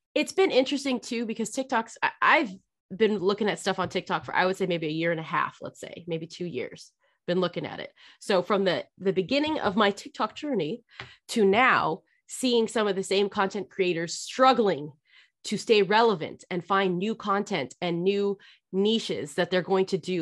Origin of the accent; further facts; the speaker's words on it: California, United States; moved away as an adult; I grew up in California.